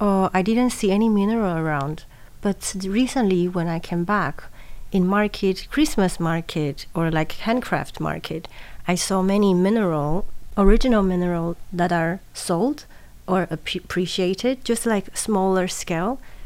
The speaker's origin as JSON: {"language": "English", "region": "Taipei", "country": "Taiwan", "said": "Taipei, yes."}